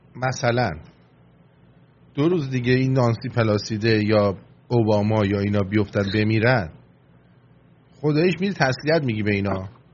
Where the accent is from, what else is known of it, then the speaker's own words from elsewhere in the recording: Iran; moved away; منم ایرانیم منم زندگیم از به باد رفته توی اون مملکت